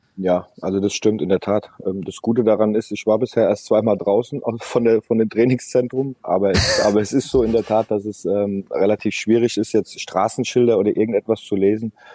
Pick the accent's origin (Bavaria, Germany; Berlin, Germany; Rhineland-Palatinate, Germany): Rhineland-Palatinate, Germany; Mainz; moved away as an adult; now in Moscow, Russia; ich bin dort geboren in der Stadt, ich habe dort lange Jahre gespielt